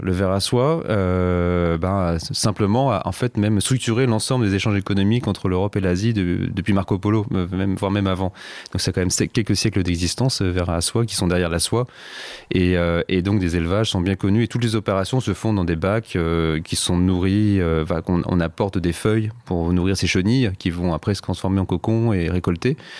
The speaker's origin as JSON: {"language": "French", "area": "Savoie", "region": "Auvergne-Rhône-Alpes", "country": "France", "tie": "born or raised there", "said": "elle s'occupait pas mal de nous, ma sœur et de moi quand on était petits en Savoie"}